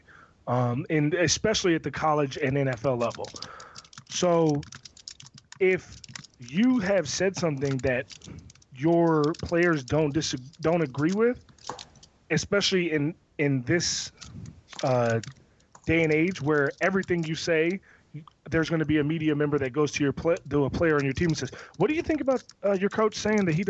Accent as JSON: {"language": "English", "town": "Severn", "region": "Maryland", "country": "United States", "tie": "born or raised there", "said": "me growing up in Severn, Maryland, and living my life in Pioneer City"}